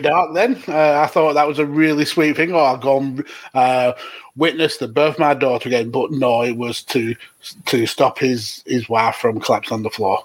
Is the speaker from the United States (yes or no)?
no; United Kingdom; we as as British